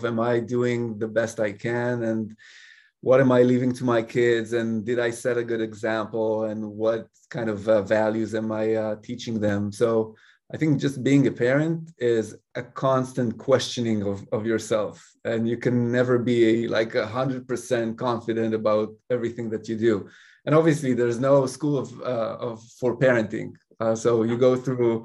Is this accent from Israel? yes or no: yes; Israel; first language Hebrew; English is a second language; moved away; also born or lived in Paris, France; I was born and raised in Israel